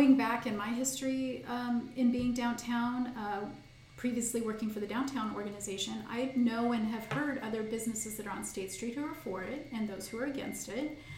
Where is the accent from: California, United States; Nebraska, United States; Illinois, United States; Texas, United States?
Nebraska, United States; now in Santa Barbara, United States; born and raised in Nebraska